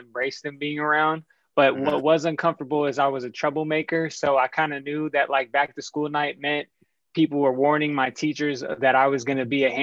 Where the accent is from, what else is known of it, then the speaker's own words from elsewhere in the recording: Sacramento, California, United States; I grew up in Sacramento